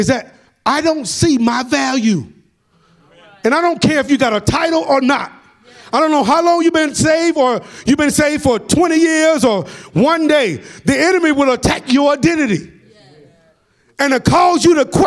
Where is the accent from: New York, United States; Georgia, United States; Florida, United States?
Georgia, United States; Atlanta; accent: country; I'm from Atlanta and we talk country